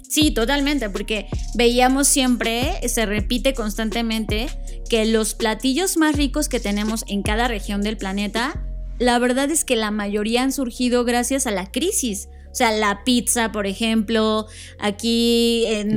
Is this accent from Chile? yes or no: no; Mexico; Como mexicanos